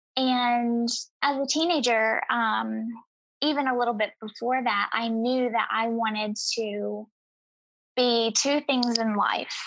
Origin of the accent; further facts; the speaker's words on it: East Tennessee, United States; I grew up in East Tennessee and in a very impoverished um, circumstance.